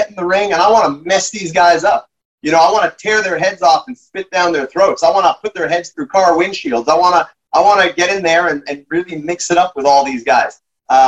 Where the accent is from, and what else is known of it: Canada